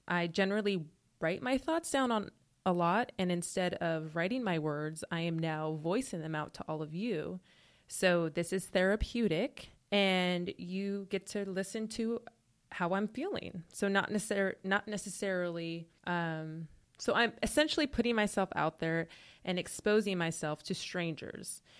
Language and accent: English; Portland, Oregon, United States; moved away as an adult; now in Los Angeles, United States; I'm originally from Portland, Oregon